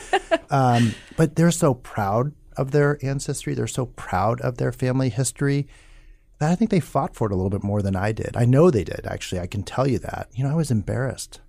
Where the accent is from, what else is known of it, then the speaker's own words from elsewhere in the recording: Omaha, Nebraska, United States; where I grew up, Northwest Omaha, just white working class